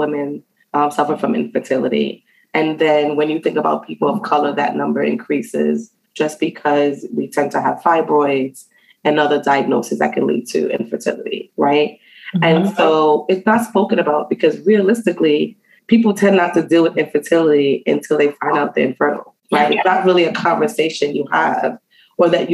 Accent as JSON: {"language": "English", "town": "New York City", "region": "New York", "country": "United States", "tie": "born or raised there", "also_born_or_lived": "Antigua", "said": "I was raised in the Bronx. So I'm from New York City"}